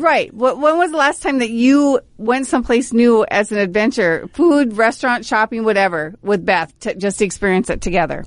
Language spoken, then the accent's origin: English; Brainerd, Minnesota, United States; Born and raised, Brainerd High School